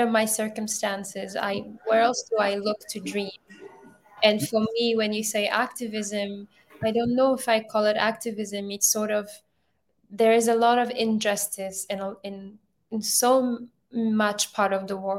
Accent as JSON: {"language": "English", "country": "Ethiopia", "also_born_or_lived": "Europe", "moved": "yes", "lives_now": "United States", "said": "I'm originally from Ethiopia"}